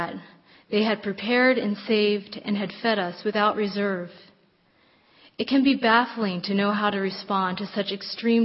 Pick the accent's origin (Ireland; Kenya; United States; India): Kenya; Nairobi; moved away; I grew up in Nairobi, Kenya, in a world divided by those who have and have not, between white and black